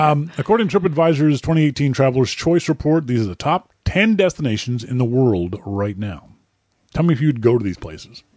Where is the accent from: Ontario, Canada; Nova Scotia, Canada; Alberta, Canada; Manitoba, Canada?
Nova Scotia, Canada; Halifax; my hometown, Halifax, Nova Scotia